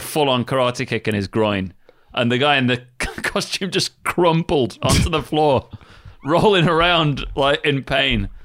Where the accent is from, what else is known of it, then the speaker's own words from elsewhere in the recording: United Kingdom; I'm British